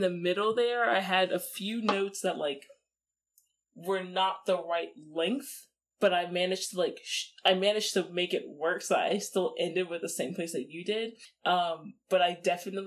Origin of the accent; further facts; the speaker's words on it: United States; I'm very American